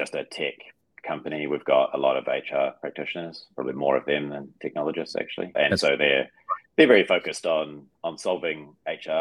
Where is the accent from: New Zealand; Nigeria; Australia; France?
New Zealand; also born or lived in United Kingdom; as a New Zealander